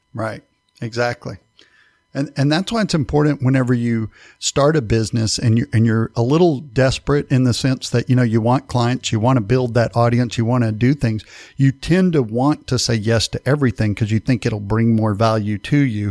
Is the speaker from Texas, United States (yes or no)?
yes; East Texas, United States; I'm from East Texas